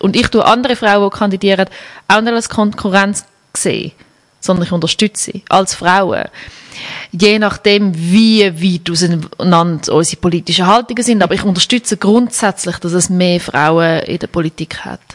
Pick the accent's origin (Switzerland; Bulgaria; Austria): Switzerland; Schaffhausen; now in Zurich, Switzerland; in Schaffhausen, wo ich aufgewachsen bin